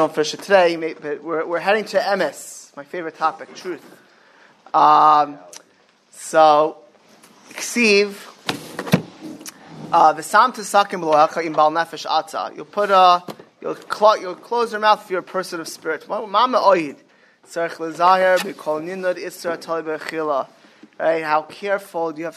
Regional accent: Miami Beach, Florida, United States; moved away; I grew up in Miami Beach

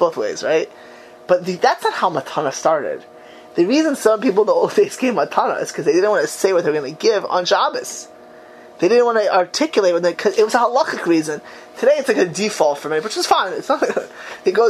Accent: United States; now in Israel; I'm an American. An American. You know, the American kid

